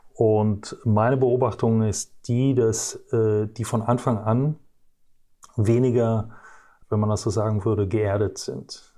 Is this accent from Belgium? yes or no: yes; Brussels, Brussels-Capital Region, Belgium; moved away as an adult; ich bin äh, geboren und äh, aufgewachsen in Brüssel in äh, Belgien